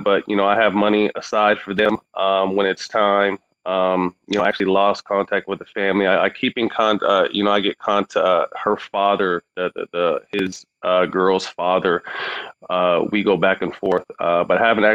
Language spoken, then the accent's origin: English; Sacramento, California, United States; I'm working on a few projects in Sacramento. Mm-hmm. To continue to improve my hometown.